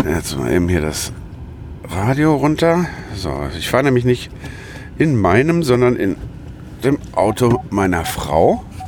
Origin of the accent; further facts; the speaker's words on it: Lüdenscheid, North Rhine-Westphalia, Germany; meiner Geburtsstadt Lüdenscheid